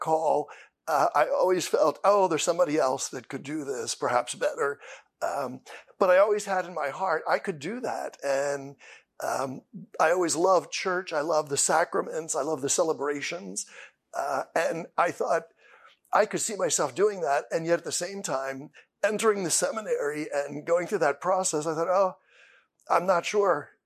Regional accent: Columbia, Pennsylvania, United States; I am from Holy Trinity Parish in Columbia, Pennsylvania. I have been a lifelong parishioner. Uh, I was baptized in Holy Trinity

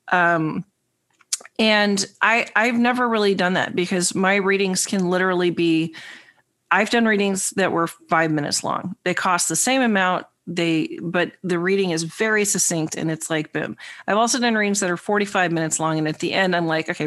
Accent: New York, United States; the New Yorker.

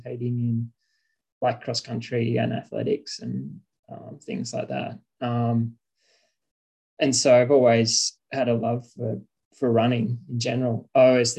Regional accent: Cooma, New South Wales, Australia; I grew up in Cooma, just south of Canberra here

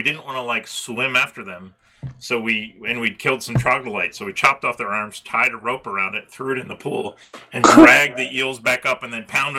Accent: Baltimore, Maryland, United States; as a Baltimorean

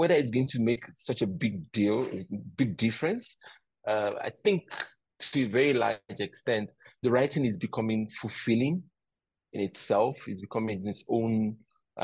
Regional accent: Nigeria; where I come from as a Nigerian

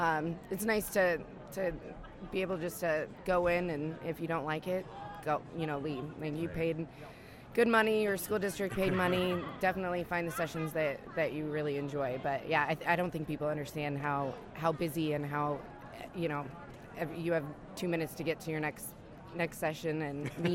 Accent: British Columbia, Canada; I'm from Canada

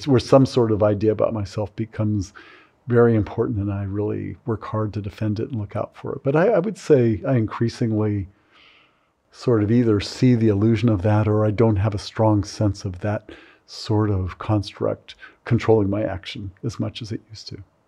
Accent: California, United States; I grew up in California during that period

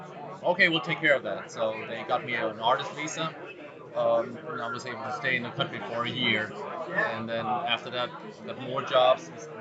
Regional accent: Ludwigshafen, Rhineland-Palatinate, Germany; accent: German; English is a second language; now in Tennessee, United States; I am actually from Germany.

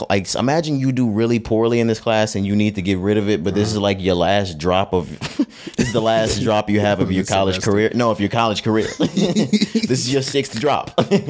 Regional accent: Texas, United States; We just, we're from Texas, man. Yeah, we Texas boys.

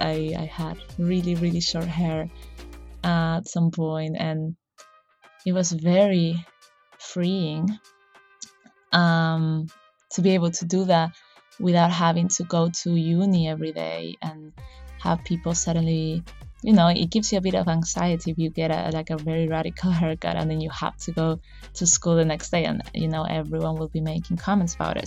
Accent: Chile; moved away; I am from Chile, so I couldn't really go home

